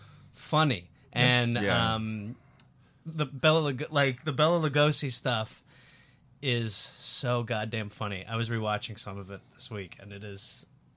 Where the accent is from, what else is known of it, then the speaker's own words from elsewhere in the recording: Milwaukee, Wisconsin, United States; Yeah, and I'm from Milwaukee.